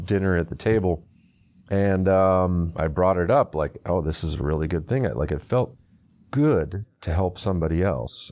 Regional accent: Houston, Texas, United States; also born or lived in Michigan; we moved from Michigan to Houston, uh, in between fourth and fifth grade

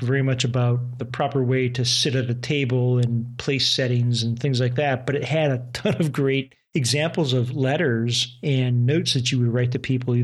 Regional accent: United States; I'm an American

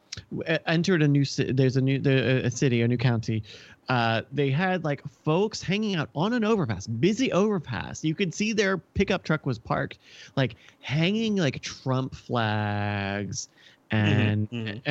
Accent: Virginia, United States; now in Texas, United States; I'm in Texas. I'm from Virginia, the show me state

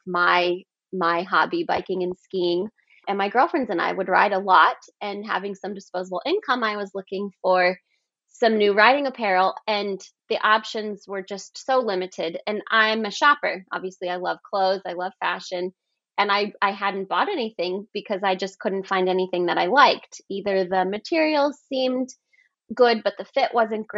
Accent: Colorado, United States; I grew up in Colorado and kind of in the sticks a little bit

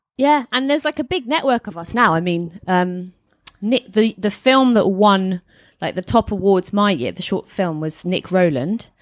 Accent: Hertfordshire, East of England, United Kingdom; moved away as an adult; now in London, United Kingdom; Hertfordshire, which is not that far from London

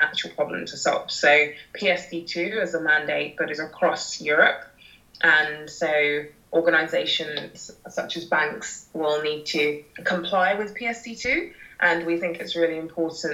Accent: London, United Kingdom; I'm a Londoner and I've got local London knowledge.

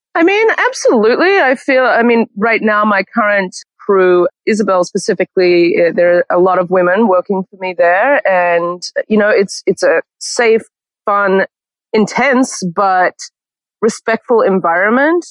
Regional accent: Canberra, Australian Capital Territory, Australia; moved away as an adult; also born or lived in Sydney, Australia / New York, United States; now in Los Angeles, United States; born and raised in Canberra, the capital of Australia

